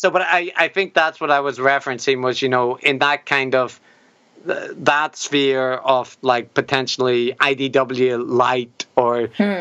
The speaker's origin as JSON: {"language": "English", "country": "Ireland", "said": "plus I'm Irish, so I get uh, you know the, there's there's like a degree of charity that the Irish people get throughout their their lives just because of being Irish that."}